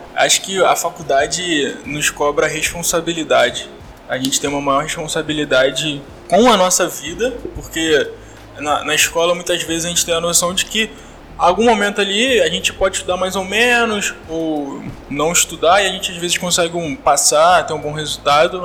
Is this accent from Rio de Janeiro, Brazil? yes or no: yes; Rio de Janeiro, Brazil; eu estudei em um colégio público aqui do Rio de Janeiro, eu sou eu vim do CIEP